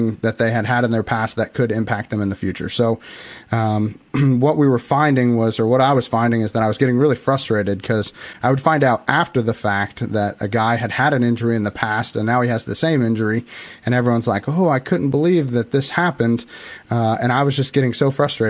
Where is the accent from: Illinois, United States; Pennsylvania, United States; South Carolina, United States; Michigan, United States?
Illinois, United States; I'm actually from Illinois. I live right in the middle of Illinois, very, very tiny town